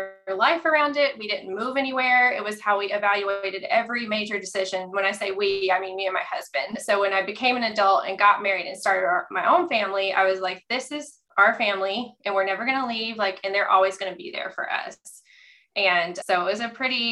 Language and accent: English; the South, United States; I grew up Catholic in the South